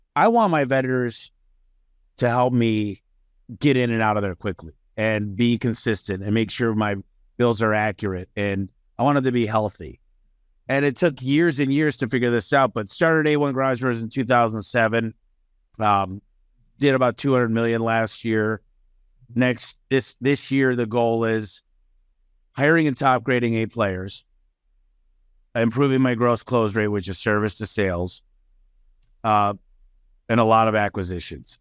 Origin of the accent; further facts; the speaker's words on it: Detroit, Michigan, United States; now in Phoenix, United States; I'm originally from a suburb of Detroit, Michigan, and when you're a kid growing up in Detroit